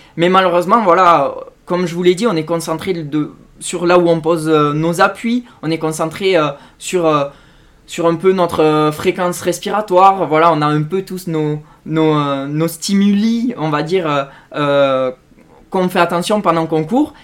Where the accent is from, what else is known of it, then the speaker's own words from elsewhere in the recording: Tarn and Aveyron, Occitania, France; chez moi, dans le Tarn et de l'Aveyron